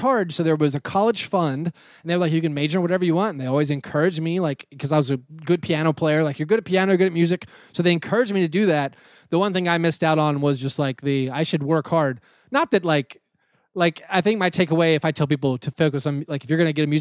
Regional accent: Nashville, Tennessee, United States; I was a college basketball fan growing up in Nashville or outside Nashville.

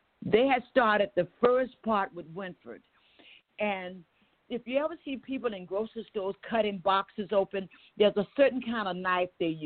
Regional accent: Waycross, Georgia, United States; I'm from Waycross, Georgia

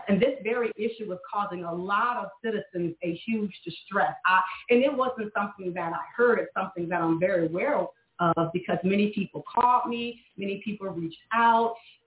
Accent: Panama City, Florida, United States; moved away as an adult; we grew up here in Ward 2. We had the MLK Rec Center where many of us grew up

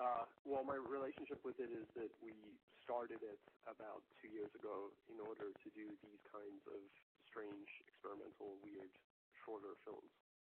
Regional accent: South Africa; That the only film that has any relevance really to South Africa is specifically District 9, which was very much an allegory for apartheid that I lived through as a teenager.

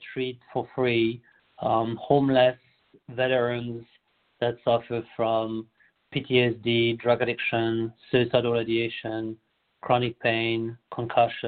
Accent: France; moved away as an adult; now in United States; I'm born and raised in France

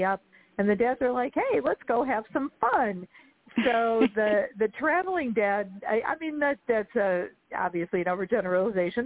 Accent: Chicago, Illinois, United States; I'm from Chicago

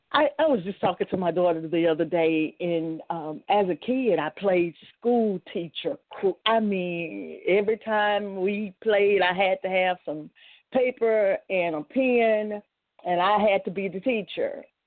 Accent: Shreveport, Louisiana, United States; I grew up in Shreveport, Louisiana

